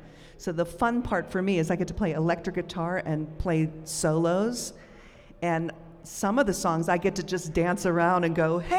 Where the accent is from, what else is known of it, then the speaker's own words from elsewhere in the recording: Pittsburgh, Pennsylvania, United States; Pittsburgh, my hometown.